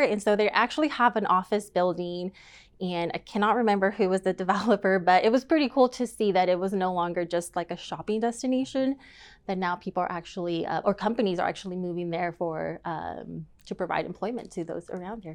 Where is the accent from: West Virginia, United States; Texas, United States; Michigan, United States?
Texas, United States; Tyler; moved away as an adult; now in Dallas, United States; I am from East Texas, so born and raised in Tyler, Texas, and moved to Dallas for a career